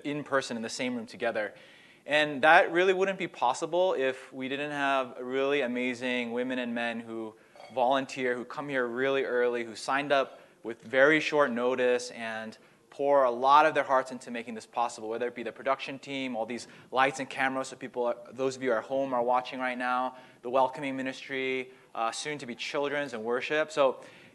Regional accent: Massachusetts, United States; I grew up here in Massachusetts

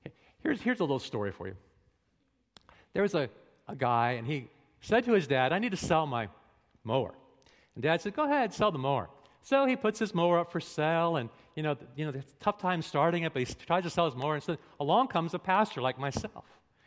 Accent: New England, United States; I'm from New England. All New Englanders cuss.

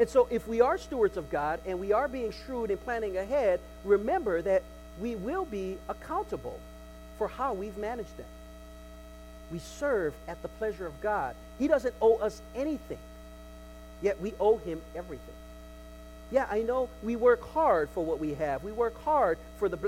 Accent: United States; We're American. We're American

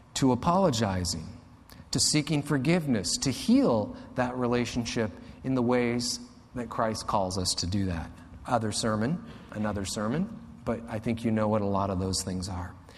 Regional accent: United States; I'm an American

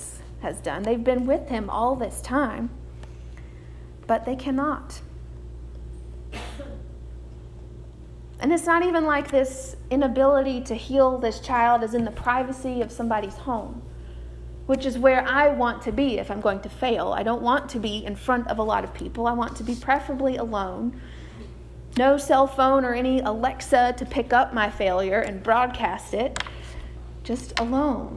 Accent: United States; we as American Christians

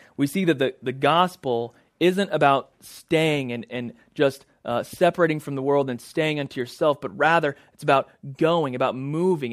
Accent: Oklahoma, United States; moved away as an adult; also born or lived in Boston; now in Clearwater, United States; we're originally from Oklahoma. All of our family is there.

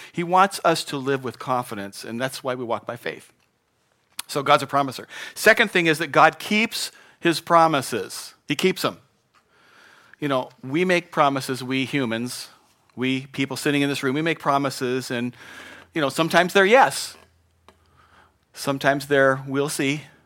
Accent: Spokane, Washington, United States; moved away; I grew up in Spokane, and, um, the winters there were a little different than here

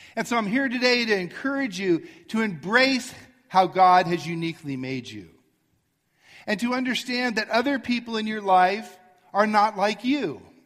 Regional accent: Arcadia, California, United States; I grew up in Arcadia, and on Baldwin Avenue

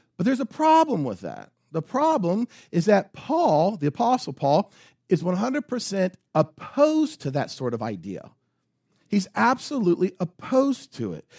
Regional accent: United States; As American Christians

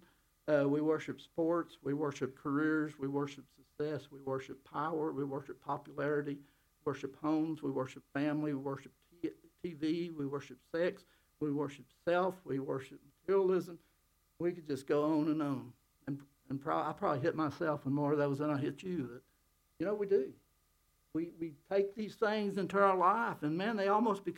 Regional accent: United States; I'm American

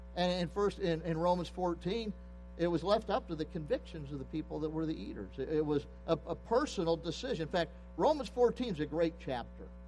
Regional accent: Pennsylvania, United States; I grew up in Pennsylvania.

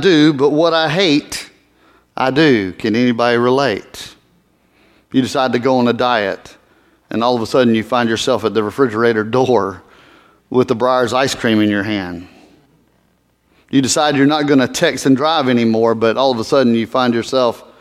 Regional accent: Georgia, United States; moved away as an adult; also born or lived in Tulsa, Oklahoma; Oh, the accent. Georgia

